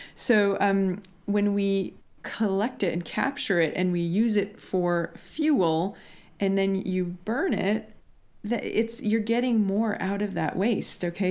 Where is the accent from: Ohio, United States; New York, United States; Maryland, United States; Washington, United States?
Washington, United States; I grew up in Washington State in the U S where berries are a thing